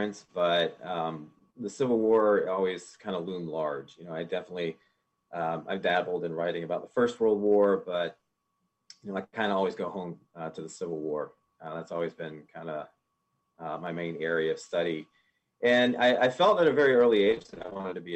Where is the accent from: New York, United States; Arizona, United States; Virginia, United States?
Virginia, United States; Richmond; also born or lived in Pittsburgh, Pennsylvania; my family moved to Richmond, or outside of Richmond, when I was about 5 or 6